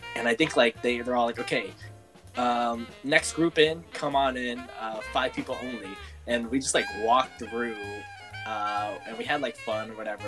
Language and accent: English; San Francisco, California, United States; I'm from San Francisco and like growing up on like opposite coasts